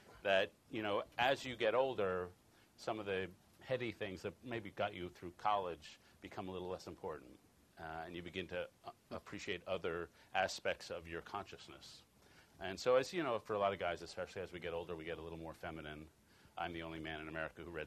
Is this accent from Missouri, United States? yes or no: no; Chicago, Illinois, United States; I'm from Chicago